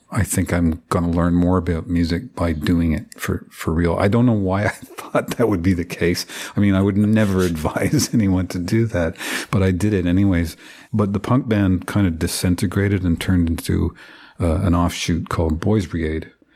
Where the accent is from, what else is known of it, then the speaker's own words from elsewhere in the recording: Deep River, Ontario, Canada; I grew up in, uh, Deep River, which is sort of, it's kind of almost exactly halfway along, uh, Highway seventeen, Trans-Canada Highway, uh, between Ottawa and North Bay